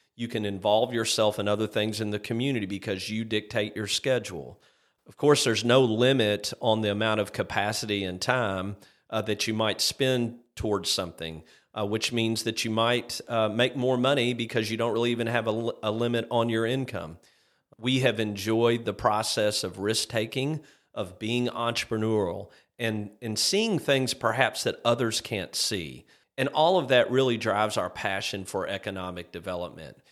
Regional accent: Shelbyville, Kentucky, United States; my hometown of Shelbyville, Kentucky

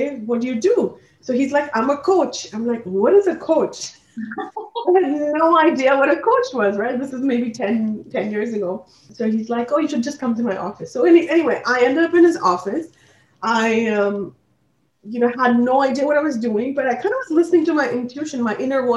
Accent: Assam, India; moved away as an adult; also born or lived in Delhi, India; now in Canada; I'm actually born and raised in India, Assam actually, and later on ended up in Delhi with my parents and then came to Canada for studying.

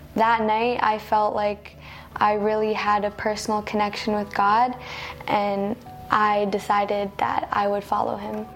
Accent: Cuba; now in Canada; I'm from Cuba

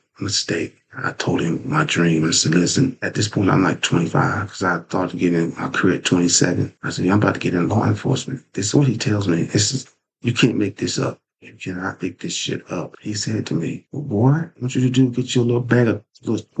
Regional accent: Lewisburg, United States; also born or lived in Durham; going back to my hometown of Lewisburg because I was working in Durham

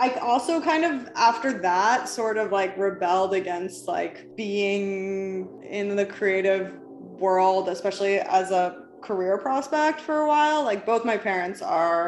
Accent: New York City, New York, United States; moved away as an adult; now in Los Angeles, United States; when I was a teenager, I grew up in New York City

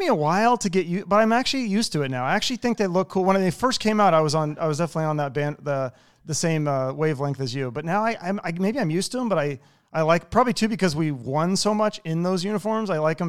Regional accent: Seattle, Washington, United States; No, I'm from Seattle.

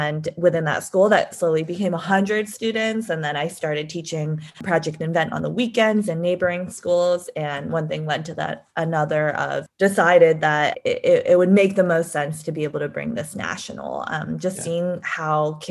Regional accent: San Diego, California, United States; I grew up in San Diego and went to public school my whole life

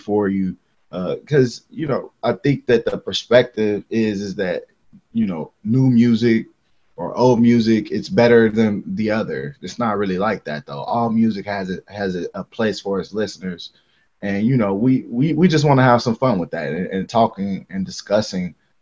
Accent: Harvey, Illinois, United States; I was born in Harvey. It's about, let's say, 25 minutes from downtown Chicago

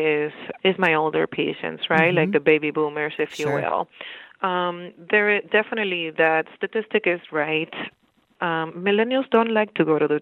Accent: Dominican Republic; moved away as an adult; also born or lived in Bronx, New York, United States; now in Bridgeport, United States; I'm originally from the Dominican Republic. I went to school in the Dominican Republic

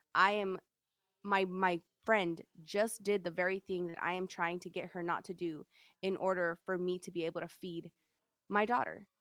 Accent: Sacramento, California, United States; also born or lived in Galt, California; I grew up in North Highlands, um, Sacramento, which is a really, like, ghetto, hood area

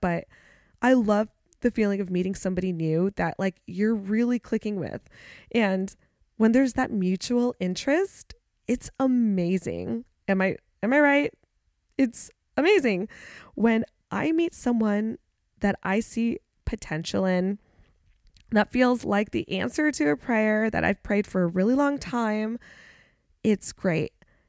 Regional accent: California, United States; now in Charlotte, United States; I'm originally from the Bay Area and I moved around California a lot as a kid, but I spent most of my like K through 12 years in the East Bay of San Francisco between Oakdale, Antioch, and San Ramon.

